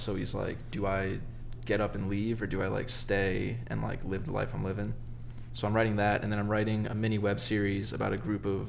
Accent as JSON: {"language": "English", "region": "New Jersey", "country": "United States", "tie": "born or raised there", "said": "Dude, I grew up in Jersey."}